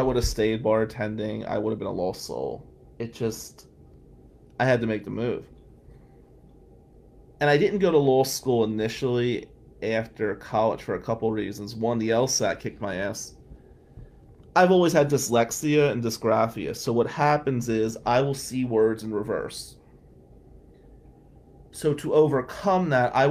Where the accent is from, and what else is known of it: Atlantic City, New Jersey, United States; moved away as an adult; now in Lansing, United States